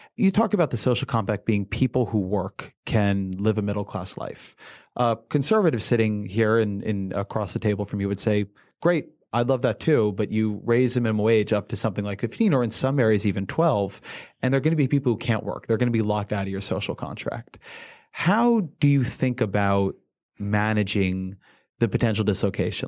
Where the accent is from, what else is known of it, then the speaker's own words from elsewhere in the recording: California, United States; I'm a Californian.